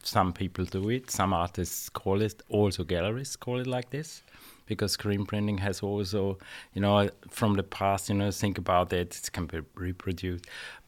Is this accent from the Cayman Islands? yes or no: no; Austria; also born or lived in London; I'm from Austria.